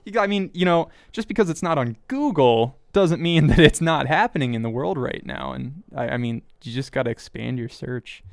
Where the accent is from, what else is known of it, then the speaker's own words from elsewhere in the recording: Kansas, United States; I grew up in Kansas